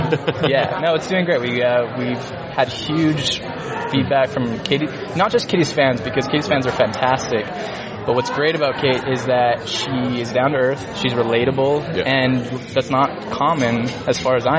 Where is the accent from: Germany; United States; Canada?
Canada; I'm from Canada. I'm Canadian